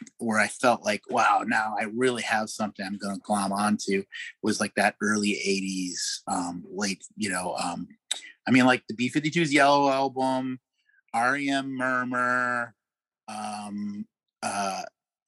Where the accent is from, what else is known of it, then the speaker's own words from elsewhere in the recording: Chicago, Illinois, United States; I grew up in Chicago